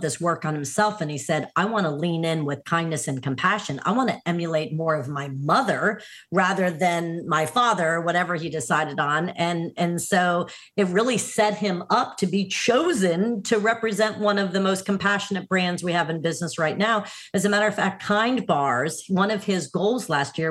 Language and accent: English; New Orleans, Louisiana, United States; my hometown of New Orleans